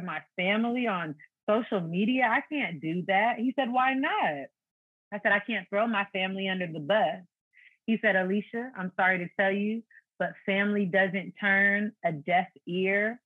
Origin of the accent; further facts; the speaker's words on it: Fairfield, California, United States; also born or lived in Foster City, California; At age 7, we moved from Foster City to Fairfield, which is another city.